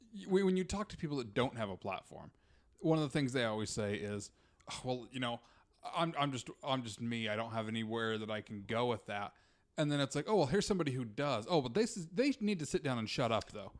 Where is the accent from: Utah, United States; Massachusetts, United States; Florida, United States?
Utah, United States; moved away; I grew up in Utah